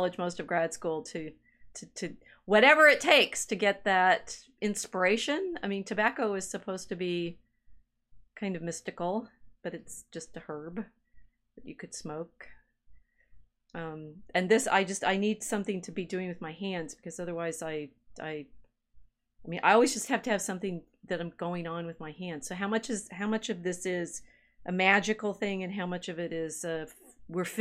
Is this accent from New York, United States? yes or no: no; Texas, United States; moved away; also born or lived in New Mexico; I grew up in Texas, lived in New Mexico.